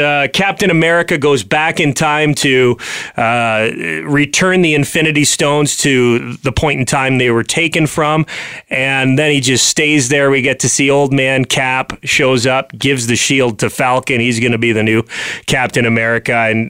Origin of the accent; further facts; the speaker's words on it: Ontario, Canada; I'm Canadian. I live in Toronto.